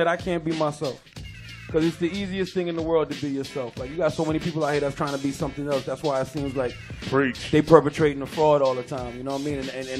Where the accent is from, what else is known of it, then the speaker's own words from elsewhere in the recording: Mounts Corner, South Carolina, United States; also born or lived in Charleston, United States; I was born in {S1} That's {S0} Charleston, right. But raised in a small town called Mounts Corner.